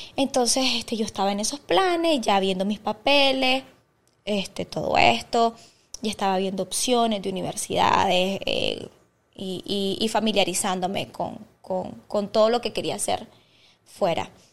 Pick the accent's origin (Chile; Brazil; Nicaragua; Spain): Nicaragua; Estelí; moved away as an adult; now in Managua, Nicaragua; yo soy de Estelí